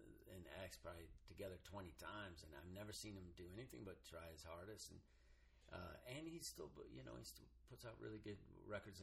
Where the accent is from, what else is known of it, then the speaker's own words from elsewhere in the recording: Reno, Nevada, United States; I grew up in Reno